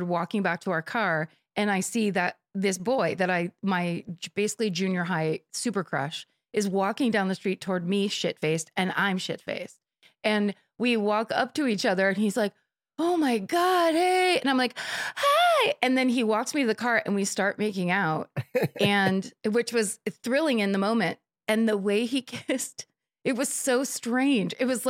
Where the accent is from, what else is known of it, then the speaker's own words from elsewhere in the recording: South Africa; I grew up in South Africa.